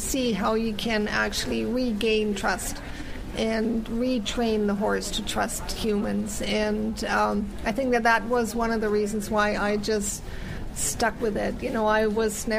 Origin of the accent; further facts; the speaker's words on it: Germany; also born or lived in United States; now in Canada; I was born in the U.S., and then I grew up in Germany, and then I immigrated to Canada